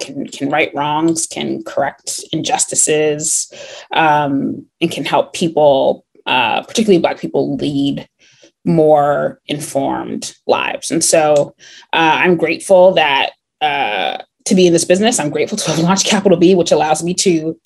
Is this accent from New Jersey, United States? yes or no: yes; New Jersey, United States; also born or lived in Connecticut; I was raised in New Jersey.